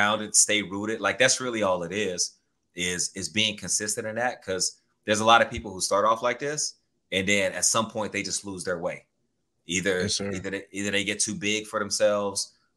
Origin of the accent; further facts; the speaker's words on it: Texas, United States; moved away as an adult; also born or lived in Oregon; So I grew up in Texas and I played basketball prior to going to Oregon State